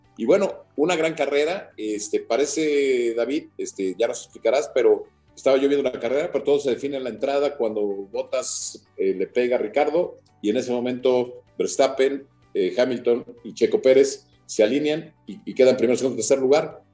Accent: Mexico; como mexicano

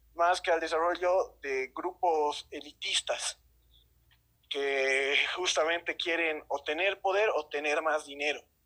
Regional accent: Bolivia; como sociedad boliviana

